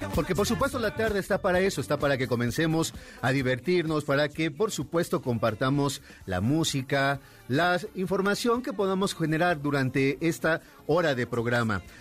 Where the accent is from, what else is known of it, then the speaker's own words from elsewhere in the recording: Mexico; lo que somos nosotros como país, como cultura, como mexicanos